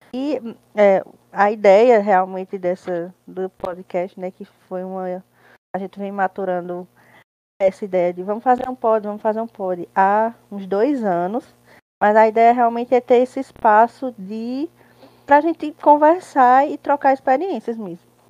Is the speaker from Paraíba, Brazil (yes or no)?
yes; Campina Grande, Paraíba, Brazil; Moro, resido assim desde que eu me entendo por gente em Campina Grande, Paraíba